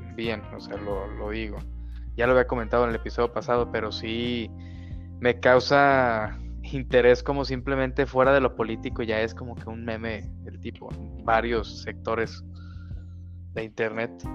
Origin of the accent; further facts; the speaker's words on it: Guadalajara, Jalisco, Mexico; yo soy de Guadalajara